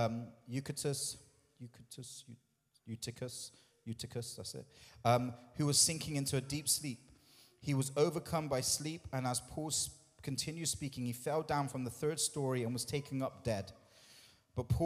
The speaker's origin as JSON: {"language": "English", "country": "United Kingdom"}